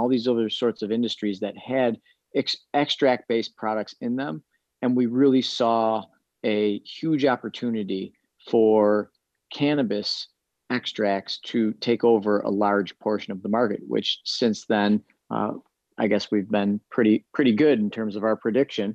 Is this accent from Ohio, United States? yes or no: no; Michigan, United States; Michigan, which is my home state